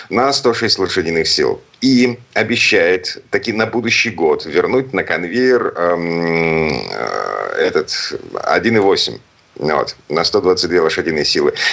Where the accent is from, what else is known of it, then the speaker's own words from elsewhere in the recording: Saint Petersburg, Russia; из Петербурга